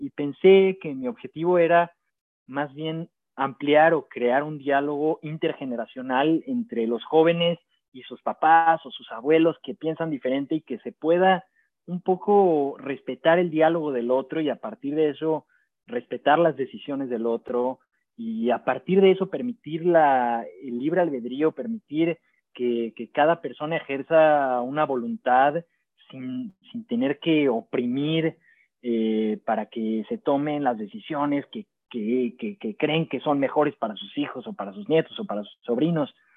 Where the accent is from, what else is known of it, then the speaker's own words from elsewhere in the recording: Maguen David community, Mexico City, Mexico; lo que me faltó creciendo en la Maguen David fue esa diversidad